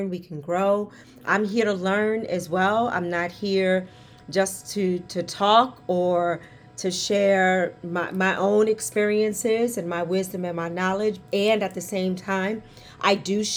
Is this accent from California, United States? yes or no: no; New York City, New York, United States; accent: New York; we born and raised in Harlem